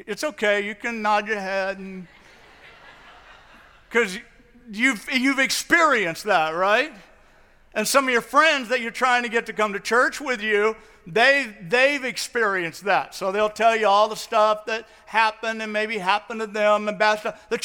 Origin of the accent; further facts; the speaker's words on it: St. Louis, Missouri, United States; moved away as an adult; also born or lived in the Northwest; I grew up in St. Louis, and I was out in the Northwest.